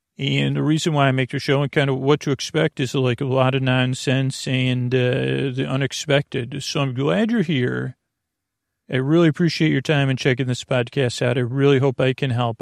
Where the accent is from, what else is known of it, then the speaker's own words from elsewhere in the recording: Syracuse, New York, United States; I grew up in Syracuse